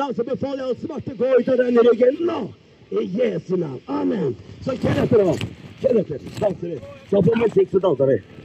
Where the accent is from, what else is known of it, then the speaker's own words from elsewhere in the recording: Skien, Telemark, Norway; Jeg er født og oppvokst i Skien